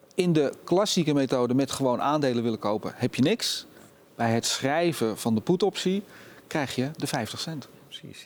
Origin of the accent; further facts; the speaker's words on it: Netherlands; We zijn Nederlanders